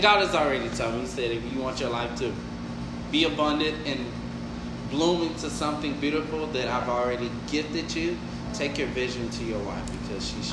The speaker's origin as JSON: {"language": "English", "region": "Texas", "country": "United States", "said": "I'm from Texas"}